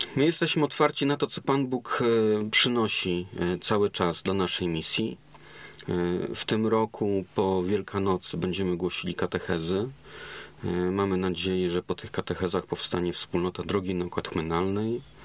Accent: Poland; moved away as an adult; jestem z Europy, że jestem z Polski

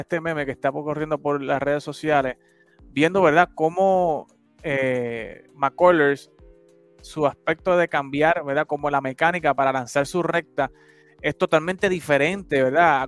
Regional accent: Puerto Rico; moved away; como buen puertorriqueño, aunque estamos en la diáspora

